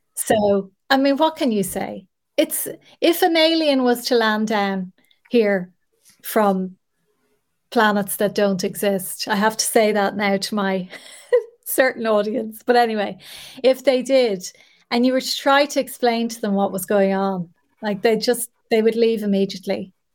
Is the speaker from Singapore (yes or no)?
no; Ireland; an Irish woman